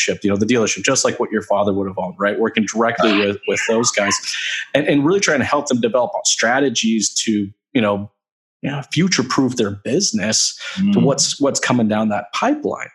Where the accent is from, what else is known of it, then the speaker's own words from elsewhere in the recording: United States; now in Canada; I'm originally from the States